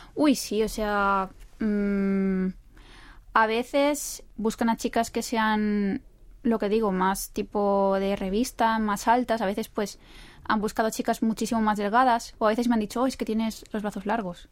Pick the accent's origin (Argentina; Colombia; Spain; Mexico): Spain; now in South Korea; como española que soy